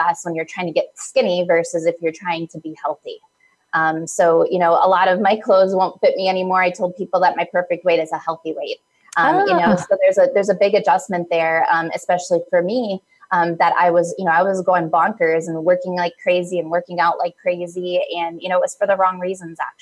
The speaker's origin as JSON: {"language": "English", "region": "Midwest", "country": "United States", "tie": "born or raised there", "also_born_or_lived": "East Coast", "moved": "as an adult", "said": "I was born and raised in the Midwest, but I was living out east"}